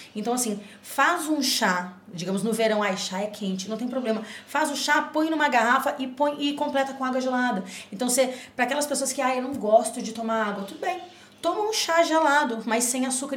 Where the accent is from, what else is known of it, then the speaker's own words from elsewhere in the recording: Rio Grande do Sul, Brazil; eu sou do Rio Grande do Sul